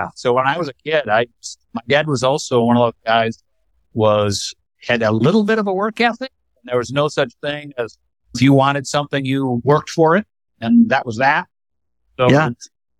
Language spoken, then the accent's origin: English; Michigan, United States; I grew up north in the country. My dad was an executive at Gerber Products Company